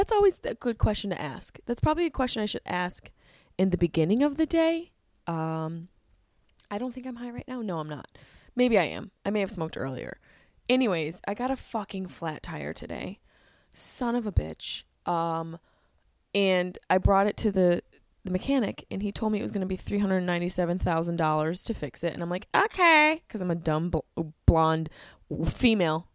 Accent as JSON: {"language": "English", "town": "Syracuse", "region": "New York", "country": "United States", "tie": "born or raised there", "moved": "yes", "said": "I'm in Syracuse, my hometown"}